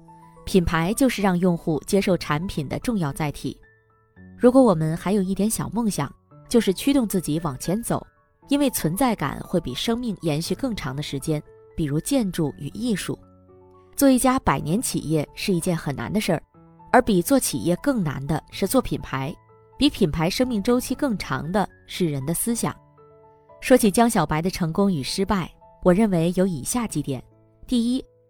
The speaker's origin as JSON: {"language": "Chinese", "region": "Hunan", "country": "China", "tie": "born or raised there", "said": "我是湖南人，从小在农村长大，父亲创办了村里第一家乡镇企业，是一家纸箱厂。"}